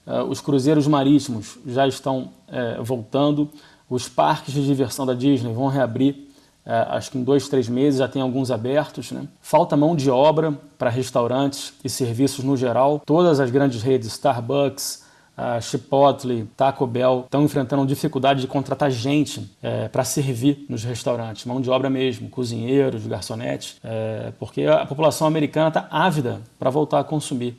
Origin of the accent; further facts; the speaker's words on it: Brazil; A gente adora o nosso país, somos brasileiros aqui